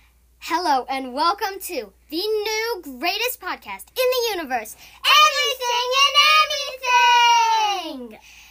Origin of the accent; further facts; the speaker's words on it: Missouri, United States; I am also from Missouri.